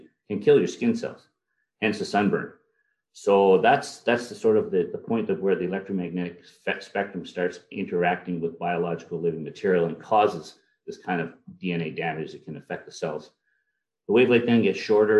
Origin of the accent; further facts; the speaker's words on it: Elliott Lake, Ontario, Canada; also born or lived in Ottawa / Chalk River / Hamilton / Sudbury; I grew up in a town called Elliott Lake